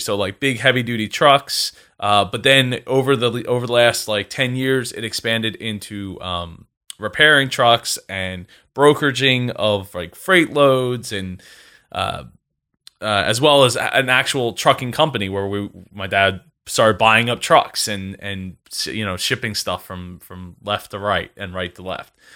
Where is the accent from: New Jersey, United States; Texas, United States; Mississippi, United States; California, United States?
New Jersey, United States; I grew up in the house I live